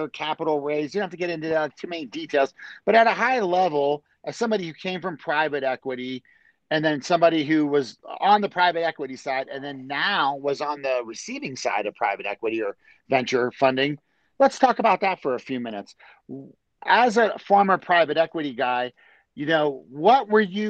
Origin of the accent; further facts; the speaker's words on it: Maryland, United States; I grew up in Maryland.